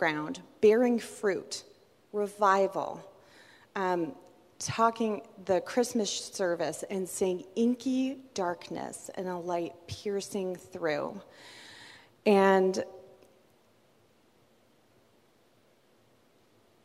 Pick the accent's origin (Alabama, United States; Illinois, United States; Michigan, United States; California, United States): California, United States; Southern; I grew up in Southern California, and at my parents' house, we had fruit trees